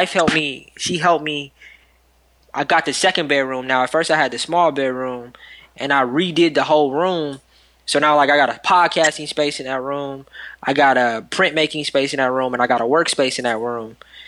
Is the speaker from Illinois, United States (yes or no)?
no; Milwaukee, Wisconsin, United States; I'm from Milwaukee